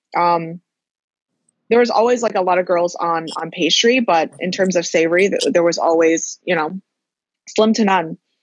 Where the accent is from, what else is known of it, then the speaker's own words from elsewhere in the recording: Dearborn, Michigan, United States; moved away as an adult; also born or lived in Chicago / San Diego / Las Vegas; now in Los Angeles, United States; I grew up in Dearborn for for most of my life